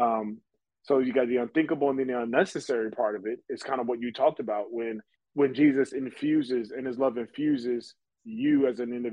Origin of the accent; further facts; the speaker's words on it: United States; because I'm American.